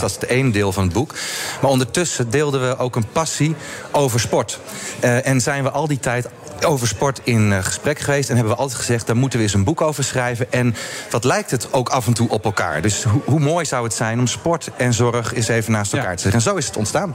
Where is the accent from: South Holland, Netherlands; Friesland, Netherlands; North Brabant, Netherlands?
South Holland, Netherlands; Hardinxveld-Giessendam; Ik, ik woon in Hardings van ben ik ook eh, geboren en getogen